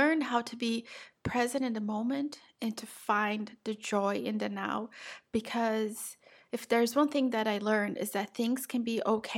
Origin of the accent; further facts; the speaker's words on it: Brazil; moved away; I'm South American, I'm Brazilian.